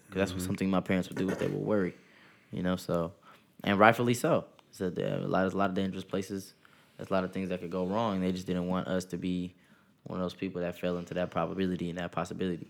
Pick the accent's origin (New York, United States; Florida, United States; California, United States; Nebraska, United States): California, United States; hometown near San Jose; also born or lived in Sacramento, California; leaving my hometown, I didn't know nobody coming to Sac State